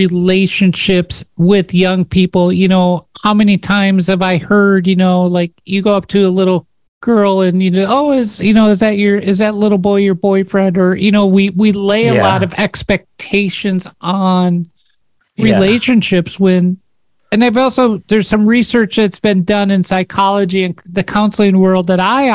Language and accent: English; Minnesota, United States; now in Rochester, United States; I grew up playing hockey in Minnesota